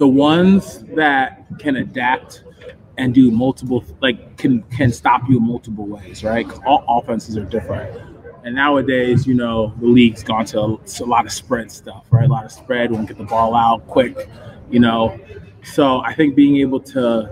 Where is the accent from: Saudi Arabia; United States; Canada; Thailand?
United States; Stroudsburg, Pennsylvania; moved away; also born or lived in New Jersey; I grew up in Stroudsburg. You know, I was born in Jersey, but was raised in PA